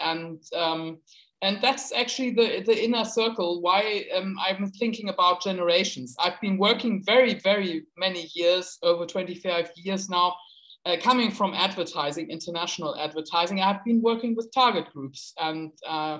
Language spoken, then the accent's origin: English; Hamburg, Germany; I come from Northern Germany, from Hamburg, and we are a big port city.